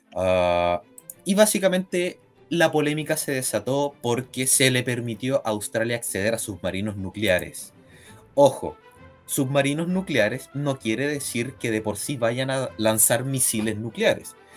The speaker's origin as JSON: {"language": "Spanish", "country": "Chile", "said": "es más favorable para nosotros como chilenos"}